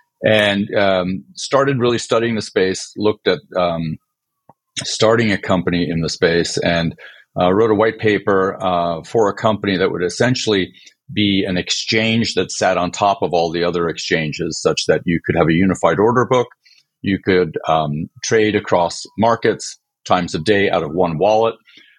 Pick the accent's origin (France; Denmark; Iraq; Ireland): France; born there; also born or lived in Sweden; by background, I was born in France, and my parents are both Swedish, so I spent a lot of time of my life living in Europe